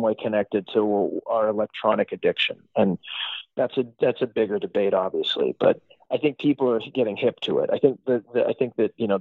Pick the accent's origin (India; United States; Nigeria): United States; Phoenix, Arizona; moved away as an adult; also born or lived in San Francisco; I grew up in Phoenix